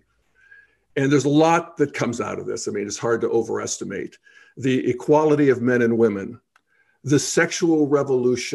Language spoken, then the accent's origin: English; Steel Valley of Western Pennsylvania, United States; moved away as an adult; also born or lived in Boulder, Colorado; I moved away from my hometown in the Steel Valley of Western Pennsylvania